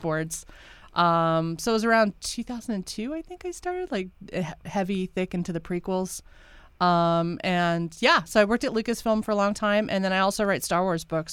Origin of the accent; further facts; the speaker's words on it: rural Midwest, United States; moved away; I came from the Midwest and rural Midwest.